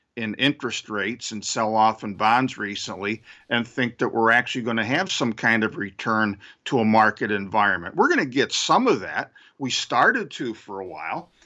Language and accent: English; Syracuse, New York, United States; racist highways near where I grew up in Syracuse, New York